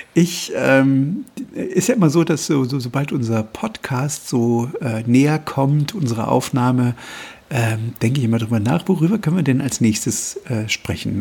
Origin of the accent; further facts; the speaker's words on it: Germany; hier bei uns in Deutschland